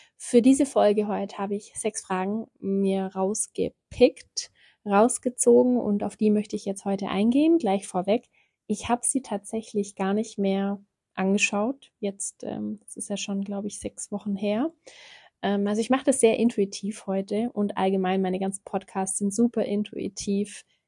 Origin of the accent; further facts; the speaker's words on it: Ulm, Baden-Württemberg, Germany; also born or lived in South Africa; komme ich aus Ulm. Ich habe hier auch gelebt